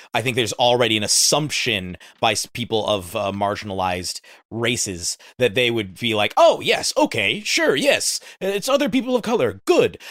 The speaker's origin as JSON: {"language": "English", "country": "United States", "said": "speaking as an American"}